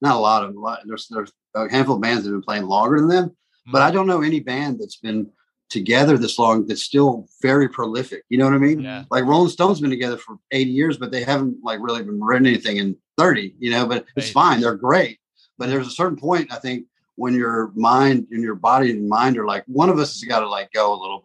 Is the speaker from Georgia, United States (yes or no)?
yes; South Georgia, United States; also born or lived in Baghdad, Iraq; I was born in Baghdad to Catholic parents and then grew up in South Georgia